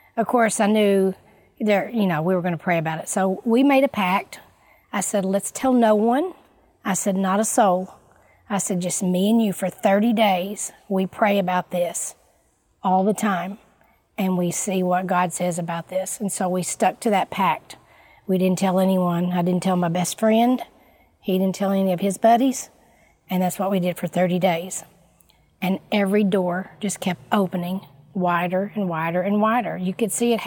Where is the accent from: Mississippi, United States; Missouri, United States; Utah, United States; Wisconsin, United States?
Missouri, United States; moved away; I did not grow up in Illinois. I grew up in Missouri, and I've lived a few different places